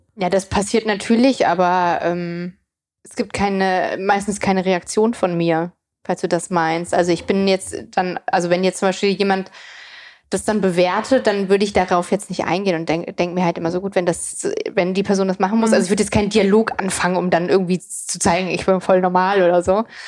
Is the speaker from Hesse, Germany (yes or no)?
yes; near Frankfurt, Hesse, Germany; moved away as an adult; also born or lived in East Germany (born) / Darmstadt; now in Berlin, Germany; Also ich bin ja in der Nähe von Frankfurt groß geworden, habe in Darmstadt studiert